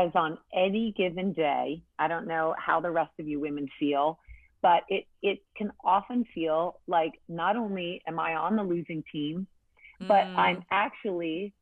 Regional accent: New England, United States; I grew up in church in New England

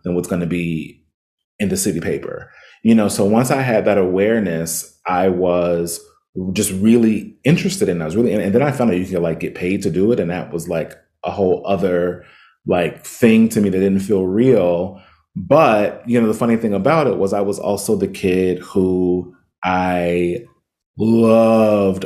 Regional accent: Cincinnati, Ohio, United States; now in Los Angeles, United States; I grew up in Cincinnati.

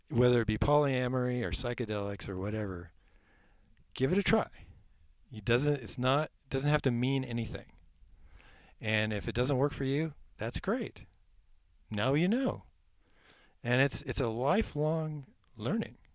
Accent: Eugene, Oregon, United States; Well, I came originally from Eugene, Oregon, which is very wet.

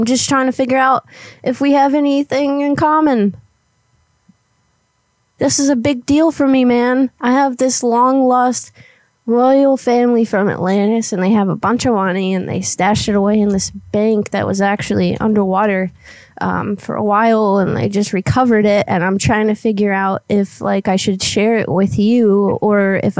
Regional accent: Guam; now in Florida, United States; Well, originally I'm from Guam, but I moved to the area. I'm in Florida now.

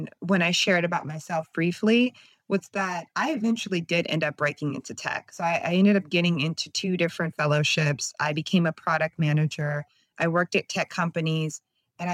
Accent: California, United States; now in Oakland, United States; So I live in Oakland, California, and I moved up here from SoCal

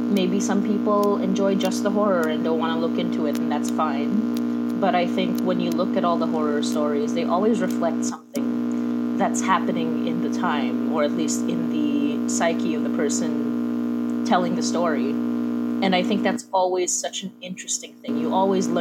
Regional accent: Philippines; moved away as an adult; now in Toronto, Canada; we're both Filipina. I live in Toronto right now, so I live in Canada right now

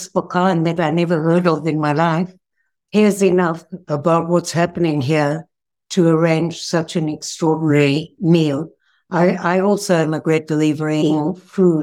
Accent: South Africa; now in Israel; I was born in South Africa

